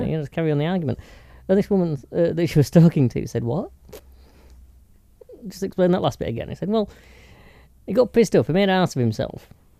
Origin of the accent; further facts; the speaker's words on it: Yorkshire and the Humber, United Kingdom; Oh, speaking as a Yorkshireman, sound like you had better pass at deal.